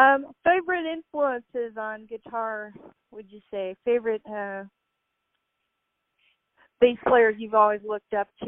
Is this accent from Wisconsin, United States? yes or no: yes; Wisconsin, United States; also born or lived in Chicago; now in Southern California, United States; I'm actually a Midwest gal. I'm from Wisconsin, born in Chicago.